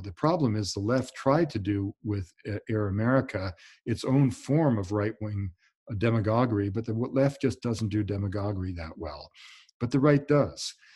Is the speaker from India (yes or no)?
no; Canada; I'm Canadian